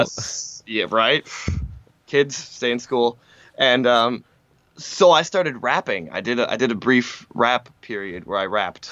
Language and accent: English; Francis Creek, Wisconsin, United States; also born or lived in Mishicot, Wisconsin / Manitowoc, Wisconsin / Appleton, Wisconsin; I grew up in Francis Crick, Francis Creek